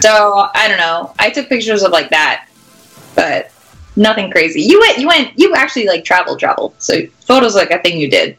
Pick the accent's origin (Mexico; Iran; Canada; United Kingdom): Canada; moved away as an adult; now in St. Louis, United States; I'm Canadian, uh, and we get a lot of we get a lot of snow.